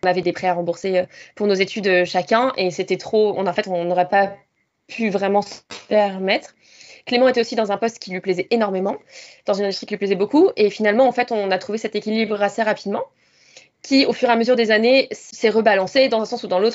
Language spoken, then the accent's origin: French; Rouen, Normandy, France; moved away as an adult; also born or lived in Lille / Suzhou, China / Shanghai, China / Mexico; now in Sydney, Australia; je viens de Normandie, en France, de Rouen. Et j'ai grandi là-bas jusqu'à mes 19 ans